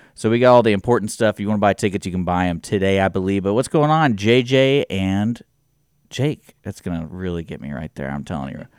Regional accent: Houston, Texas, United States; moved away as an adult; now in Conroe, United States; I grew up in Houston

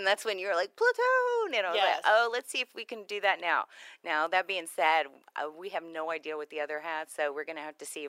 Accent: Houston, Texas, United States; Because I come from Houston. When I came out here, I loved the rural, the country, and now it's booming.

